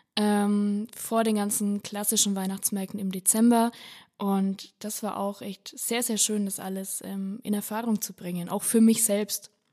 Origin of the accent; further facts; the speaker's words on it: Upper Franconia, Bavaria, Germany; ich komme aus Oberfranken, da dominiert einfach die Bierkultur